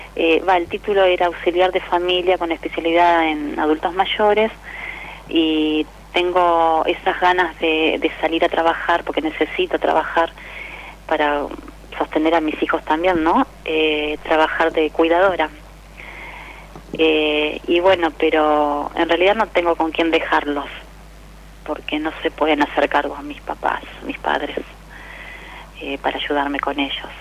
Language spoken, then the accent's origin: Spanish; La Plata, Buenos Aires Province, Argentina; Yo soy de, La Plata, Los Hornos